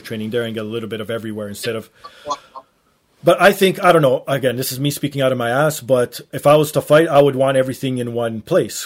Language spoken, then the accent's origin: English; Canada; I'm Canadian